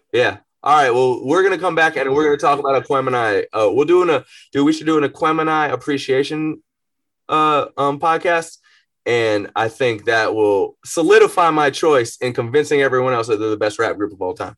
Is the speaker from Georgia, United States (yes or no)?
yes; Atlanta, Georgia, United States; also born or lived in Marietta, Georgia; growing up in Atlanta